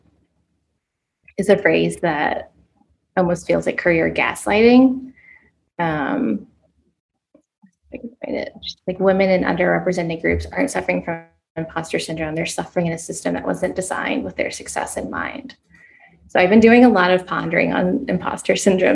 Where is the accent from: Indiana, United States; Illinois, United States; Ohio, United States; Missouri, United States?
Ohio, United States; Columbus; moved away; in Columbus, Ohio, where I was at the time and where my hometown is